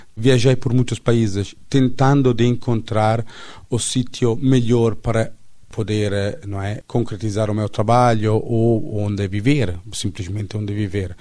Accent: Italy; accent: Italian; Portuguese is a second language; now in Portugal; eu sou italiano

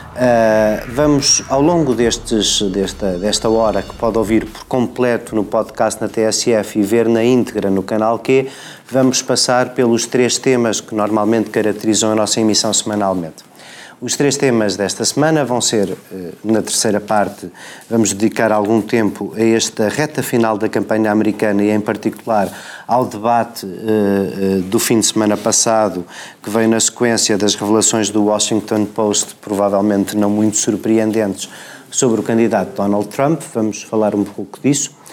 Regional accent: Paredes de Coura, Viana do Castelo, Portugal; na minha terra em Paredes de Cor

